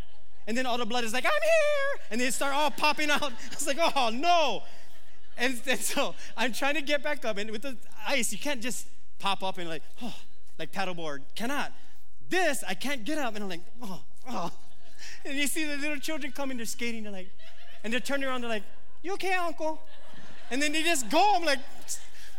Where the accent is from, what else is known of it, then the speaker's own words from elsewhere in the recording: Philippines; I mean, I'm Filipino, but back then I was like Filipino.